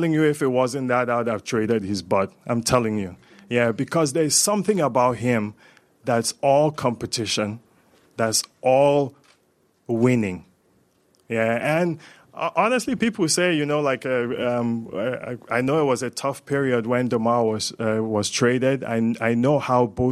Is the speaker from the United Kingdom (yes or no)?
no; Zaria, Kaduna State, Nigeria; now in Canada; I'm from Zaria in northern Nigeria, and I find myself here